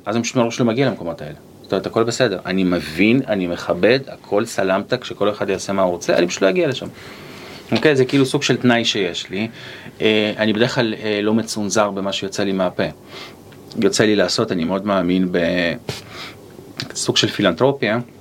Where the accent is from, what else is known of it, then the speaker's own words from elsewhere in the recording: Haifa, Haifa District, Israel; גדלתי בשכונה בעייתית, בחיפה